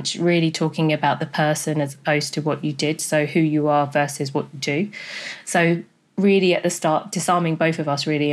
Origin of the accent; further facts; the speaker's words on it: London, United Kingdom; also born or lived in Jamaica; as a Black female born in Jamaica, growing up in London